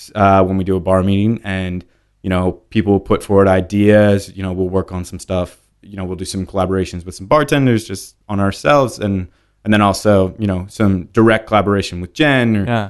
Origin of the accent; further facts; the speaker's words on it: Pennsylvania, United States; No. So I was born in Lancaster County.